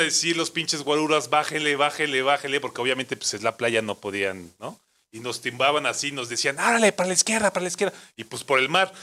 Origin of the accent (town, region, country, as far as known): Mexico